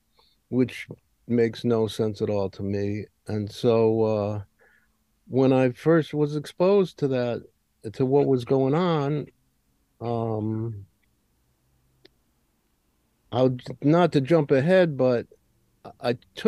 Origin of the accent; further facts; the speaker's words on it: Hartford, Connecticut, United States; I grew up in Hartford